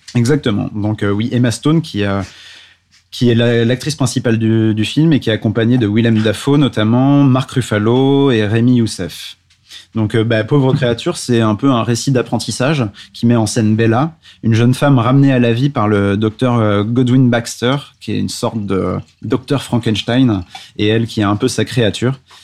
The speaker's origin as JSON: {"language": "French", "town": "Paris", "region": "Île-de-France", "country": "France", "said": "en tant que Parisien"}